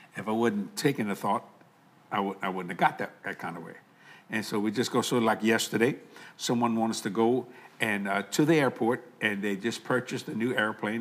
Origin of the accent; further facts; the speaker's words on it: United States; I'm very proud of being called an American